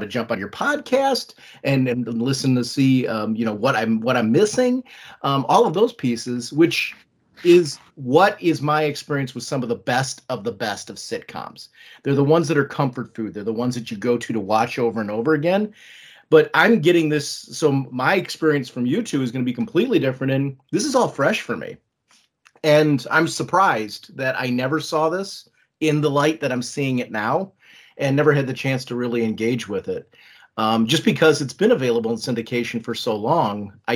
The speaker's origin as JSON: {"language": "English", "region": "Ohio", "country": "United States", "tie": "born or raised there", "said": "I grew up in Ohio, and in 71, I was born in 1971."}